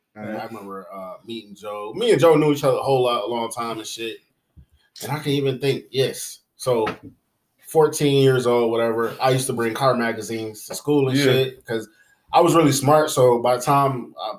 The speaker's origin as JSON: {"language": "English", "country": "Jamaica", "said": "I'm Jamaican"}